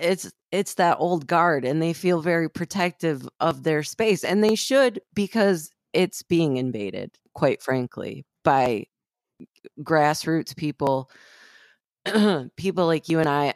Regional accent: Flint, Michigan, United States; I grew up in Flint, Michigan

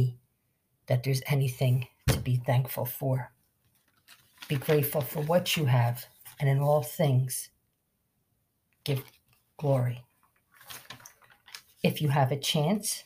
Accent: Philadelphia, Pennsylvania, United States; South Philly, being born and raised on Bancroft Street

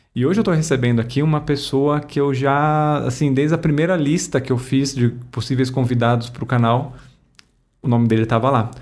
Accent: Guarulhos, São Paulo, Brazil; Eu nasci em Guarulhos

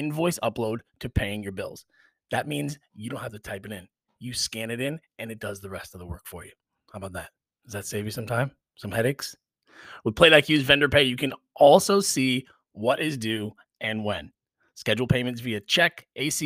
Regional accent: New York, United States; a native New Yorker like me

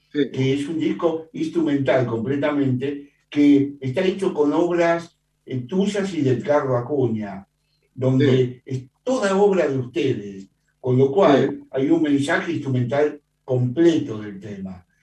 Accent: Buenos Aires, Argentina; yo soy de Villortuzar también

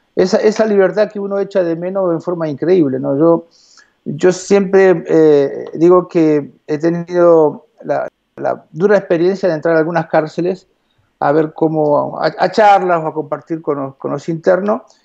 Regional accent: Morón, Buenos Aires Province, Argentina; moved away; also born or lived in Alto Castelar; yo nací en Morón

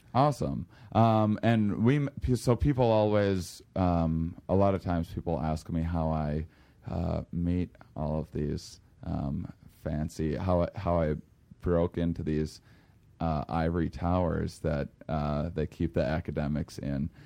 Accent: La Crosse, Wisconsin, United States; I applied for this, um, U W lacrosse in my hometown

